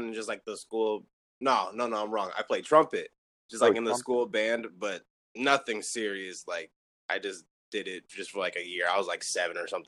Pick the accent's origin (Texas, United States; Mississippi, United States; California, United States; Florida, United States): California, United States; San Diego; I'm from San Diego, California